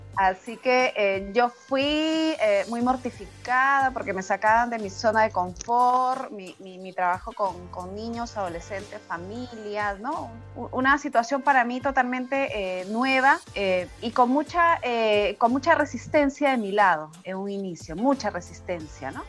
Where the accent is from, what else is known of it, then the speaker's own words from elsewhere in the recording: Lima, Peru; also born or lived in a province of Peru; yo nací en una provincia de Perú, pero todo el tiempo he, vivido en la capital de Perú, en Lima